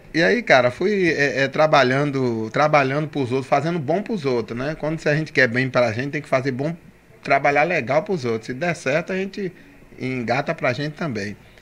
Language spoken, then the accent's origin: Portuguese; Camaçari, Bahia, Brazil; born or raised there; also born or lived in Dias d'Ávila